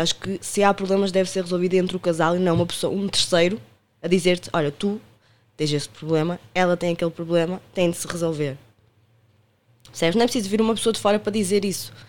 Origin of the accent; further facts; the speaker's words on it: Porto, Norte, Portugal; accent: Porto; moved away as an adult; now in Lisbon, Portugal; sou natural do Porto, como podem ver pelo meu sotaque